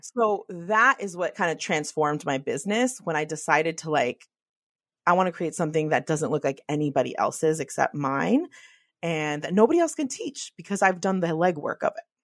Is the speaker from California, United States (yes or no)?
yes; the Bay Area, California, United States; I'm from the Bay